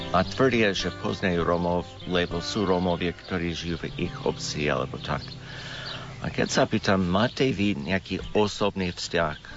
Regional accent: United States; Slovak is a second language; moved away as an adult; now in Slovakia; som Američan

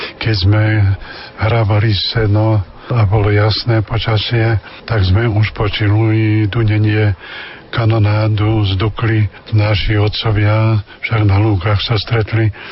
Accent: Spišské Vlachy, Košice Region, Slovakia; moved away as an adult; also born or lived in Levoča / Hnilec / Zázrivá / Tvrdošín; u nás vo Vlachov bol taký nepísaný zákon, že chlapec mohol ministrovať až keď bol na prvom svetom príjmaní, teda po druhej triede, tak aj ja som hneď začal ministrovať

